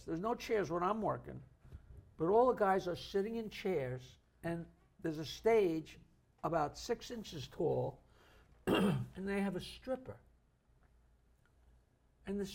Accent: Oyster Bay, New York, United States; growing up in Oyster Bay

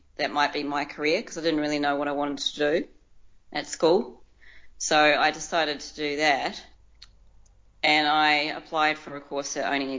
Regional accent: New Zealand; moved away as an adult; now in Melbourne, Australia; I was born and raised in New Zealand

